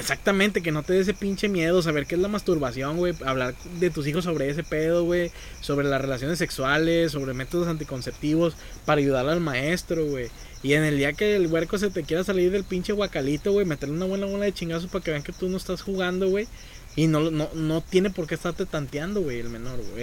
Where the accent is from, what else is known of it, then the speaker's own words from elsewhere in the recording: San Nicolás de los Garza, Nuevo León, Mexico; yo soy de Sanico